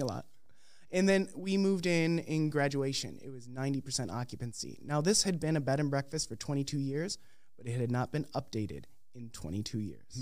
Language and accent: English; Crystal Lake, Illinois, United States; moved away as an adult; also born or lived in Philadelphia, Pennsylvania / Decatur, Illinois; now in Minneapolis, United States; I'm originally from the Chicagoland area, Crystal Lake, Illinois.